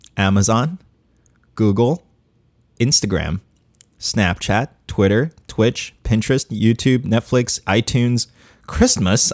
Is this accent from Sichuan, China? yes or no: no; Chongqing, China; my hometown, Chongqing, China.